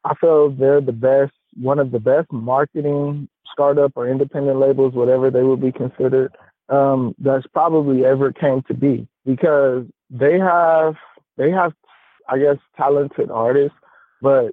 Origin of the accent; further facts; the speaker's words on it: Los Angeles, California, United States; I'm from California, but I'm actually from L.A. Right? And then I'm from South Central on top of that.